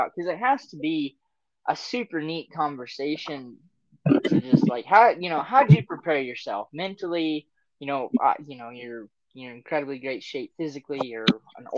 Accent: Oklahoma, United States; I grew up whitetail hunting in Oklahoma

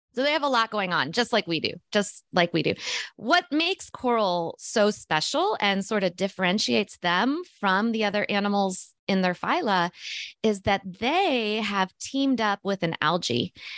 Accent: Missouri, United States; born or raised there

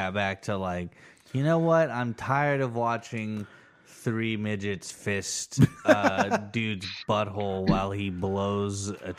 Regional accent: Cushing, Oklahoma, United States; also born or lived in El Paso, Texas; I was born in El Paso, and then I moved to Cushing.

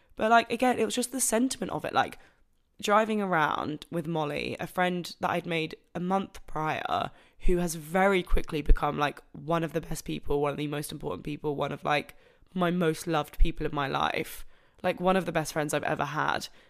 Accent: Broadstairs, South East England, United Kingdom; moved away as an adult; now in Manchester, United Kingdom; Broadstairs prints, which is my hometown

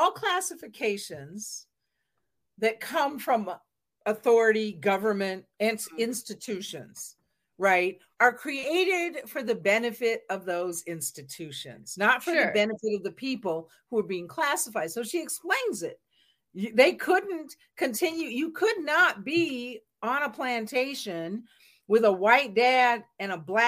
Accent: Seattle, Washington, United States; I was born in the Pacific Northwest. I'm from Seattle, Washington

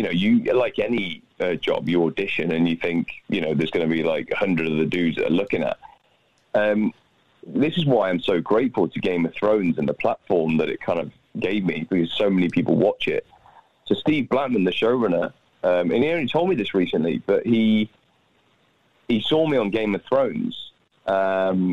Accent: United Kingdom; as a Brit, I grew up on American television and American movies

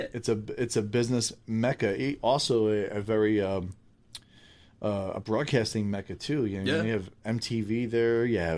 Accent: Philadelphia, Pennsylvania, United States; moved away; I grew up in Philadelphia.

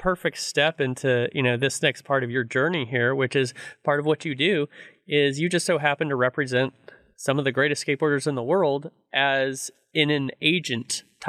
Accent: Reedley, California, United States; I'm from Reedley, California

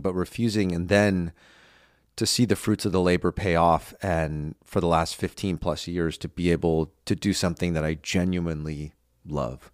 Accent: United States; also born or lived in Los Angeles / New York; I live in my hometown, you know, where I grew up

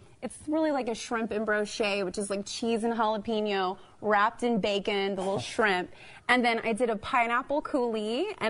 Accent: Dallas, Texas, United States; I'm from Dallas.

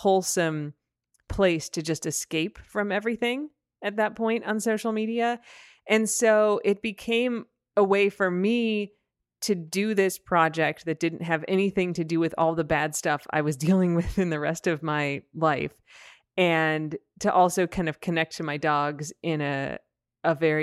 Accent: United States; an American

